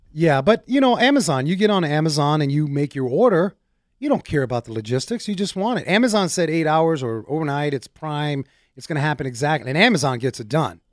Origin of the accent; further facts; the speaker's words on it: New York, United States; growing up in New York in the big apartment buildings